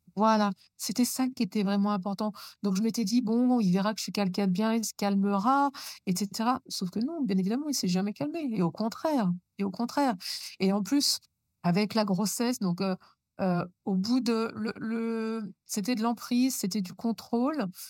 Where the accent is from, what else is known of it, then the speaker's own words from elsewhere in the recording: Normandy, France; also born or lived in Chambéry, Savoie; on a quitté la Savoie pour venir vivre en Normandie. Donc, j'avais plus ou moins sept ans